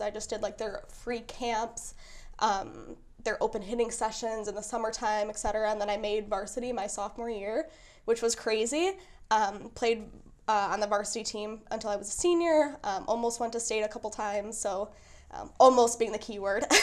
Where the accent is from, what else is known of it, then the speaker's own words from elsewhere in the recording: Kenosha, Wisconsin, United States; I grew up in Kenosha.